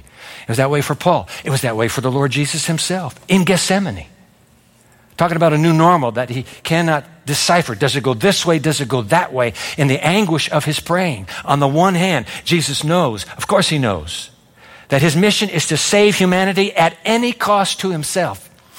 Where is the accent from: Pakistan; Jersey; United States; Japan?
Japan; born there; I was born in Japan after the atomic bomb in Hiroshima